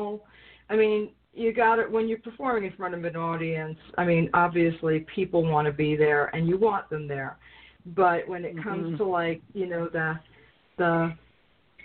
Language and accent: English; New York, United States; moved away; I'm from New York